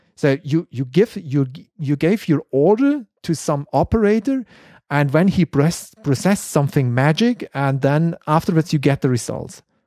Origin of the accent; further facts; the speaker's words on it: Konstanz, Baden-Württemberg, Germany; English is a second language; my hometown at Constance